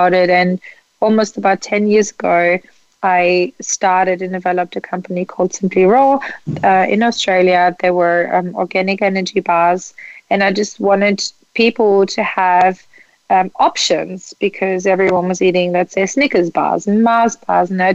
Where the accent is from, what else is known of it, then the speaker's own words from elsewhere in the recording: Germany; moved away; I grew up in Germany